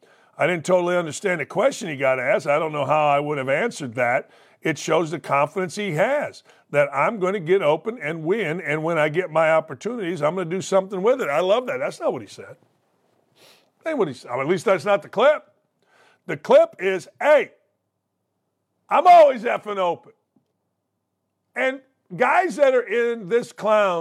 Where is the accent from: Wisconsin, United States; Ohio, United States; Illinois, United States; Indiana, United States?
Indiana, United States; Gary; growing up in Gary, Indiana